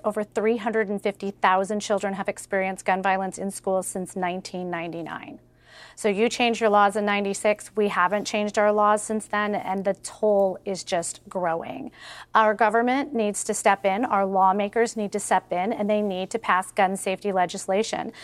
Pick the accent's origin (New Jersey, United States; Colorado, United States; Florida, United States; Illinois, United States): Illinois, United States; Highland Park; I'm from Highland Park, Illinois